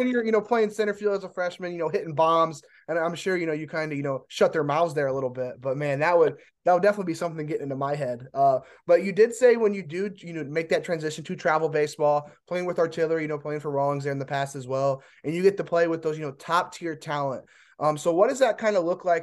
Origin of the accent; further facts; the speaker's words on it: Indiana, United States; I'm from Indiana